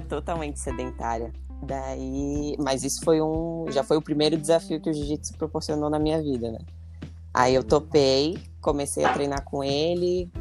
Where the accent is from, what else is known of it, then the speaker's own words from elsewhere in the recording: Florianópolis, Santa Catarina, Brazil; sou aqui da Grande Florianópolis